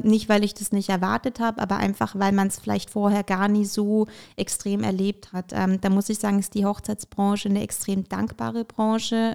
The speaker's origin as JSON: {"language": "German", "town": "Bamberg", "region": "Bavaria", "country": "Germany", "tie": "born or raised there", "also_born_or_lived": "Ukraine", "said": "ich komme gebürtig aus der Ukraine und ähm, bin damals ähm, eben mit meinen Eltern nach Deutschland gekommen und ähm, bin eigentlich tatsächlich in Bamberg auch äh, damals angekommen"}